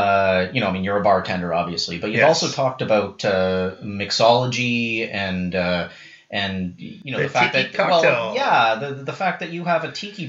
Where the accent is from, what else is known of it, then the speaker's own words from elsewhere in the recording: Vancouver, British Columbia, Canada; also born or lived in Asia; now in Ottawa, Canada; I've lived in a couple of places in my life. Born and raised in Vancouver. I spent several years in Asia